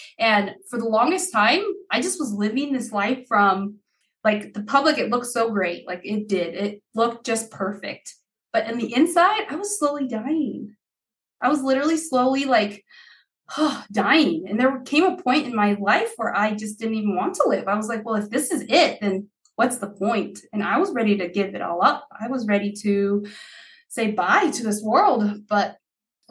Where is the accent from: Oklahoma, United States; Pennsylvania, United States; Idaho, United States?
Idaho, United States; English is a second language; also born or lived in Haiti; I was born in Haiti and we immigrated to the United States in 93. I would have been 6 years old then. We came to a little town in Idaho.